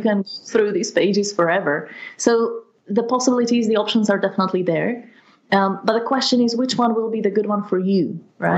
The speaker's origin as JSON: {"language": "English", "town": "Partizánske", "region": "Trenčín Region", "country": "Slovakia", "tie": "born or raised there", "second_language": "English", "said": "my hometown in Slovakia"}